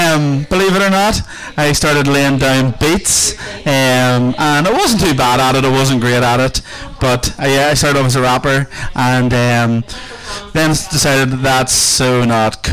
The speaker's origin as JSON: {"language": "English", "area": "a small village outside of Lurgan", "region": "Northern Ireland", "country": "United Kingdom", "said": "I am from a small village outside of Lurgan called Marlin"}